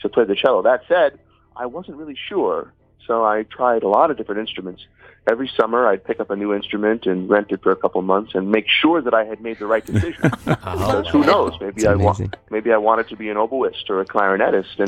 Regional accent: Seattle, Washington, United States; I grew up in Seattle, Washington

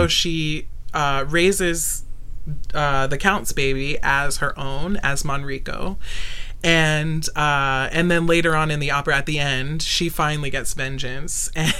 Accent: Okinawa, Japan; also born or lived in North Carolina, United States; I was born in Okinawa, Japan. My dad was in the Marine Corps.

